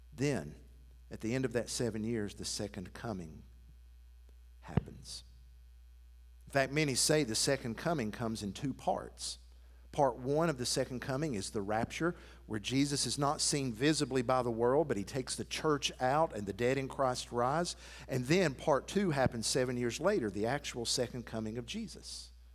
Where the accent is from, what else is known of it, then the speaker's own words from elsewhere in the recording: Athens, Tennessee, United States; moved away; my hometown of Athens